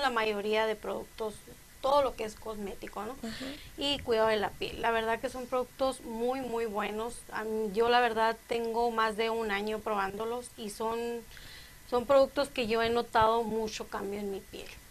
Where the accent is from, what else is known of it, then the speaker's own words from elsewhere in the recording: Moctezuma, Sonora, Mexico; also born or lived in Cananea, Sonora; yo nací en Cananea, Sonora, pero a los siete años, cuando yo tenía siete años, nos fuimos a vivir a Moctezuma. Entonces, cuando me preguntan de dónde soy, pues yo digo que soy de Moctezuma